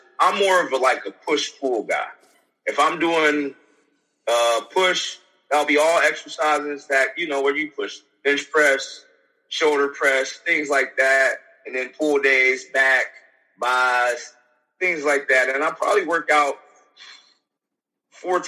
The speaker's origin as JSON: {"language": "English", "town": "Youngstown", "region": "Ohio", "country": "United States", "said": "I'm from Youngstown"}